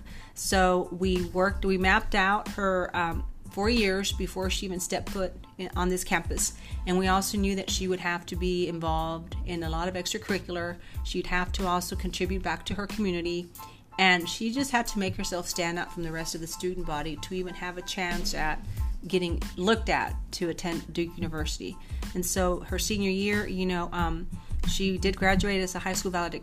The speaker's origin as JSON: {"language": "English", "country": "Mexico", "also_born_or_lived": "Washington State", "moved": "yes", "said": "my parents don't speak any English because we are from Mexico"}